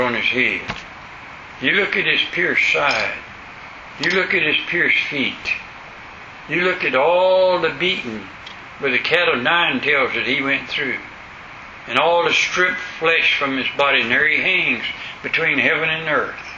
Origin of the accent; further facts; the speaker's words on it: West Florida, United States; I'm from West Florida, back in the woods.